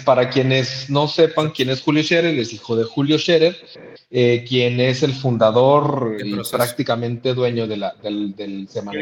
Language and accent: Spanish; Mexico; nosotros como mexicanos